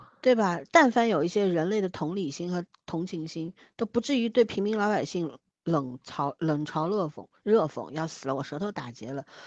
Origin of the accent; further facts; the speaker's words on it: Shanghai, China; 我作为一个上海人